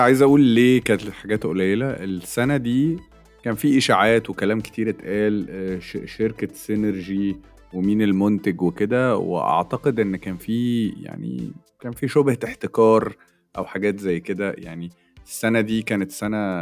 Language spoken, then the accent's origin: Arabic; Egypt; احنا مصريين واحنا بتوع كوميديا